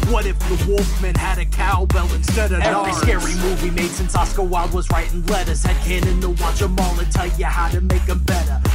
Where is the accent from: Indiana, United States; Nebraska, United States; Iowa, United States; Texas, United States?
Indiana, United States; Bloomington; I'm from Bloomington